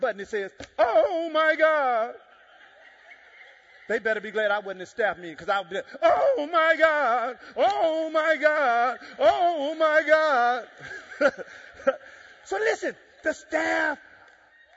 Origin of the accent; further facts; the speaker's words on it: Dallas, Texas, United States; also born or lived in Jamaica; I'm from Dallas.